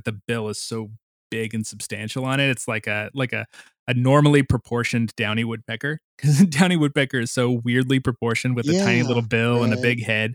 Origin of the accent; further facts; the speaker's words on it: Missouri, United States; moved away; when I grew up in Missouri